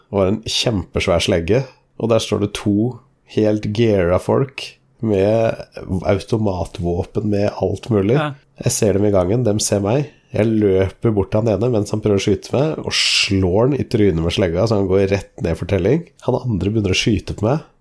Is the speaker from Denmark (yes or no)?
yes; Denmark; Altså, jeg er jo dansk.